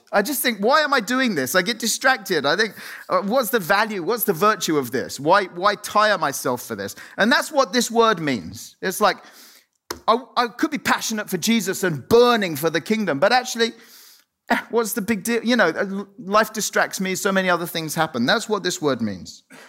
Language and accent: English; Cyprus; moved away; I was born, I grew up in Cyprus